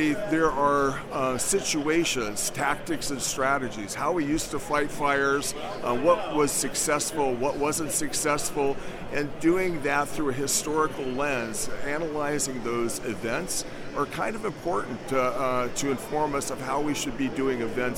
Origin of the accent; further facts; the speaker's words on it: California, United States; moved away; I'm from California originally.